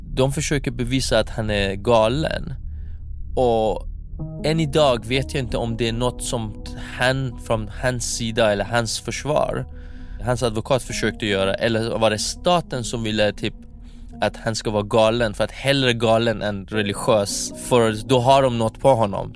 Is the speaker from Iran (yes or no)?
yes; Iran; moved away; jag skäms som iranier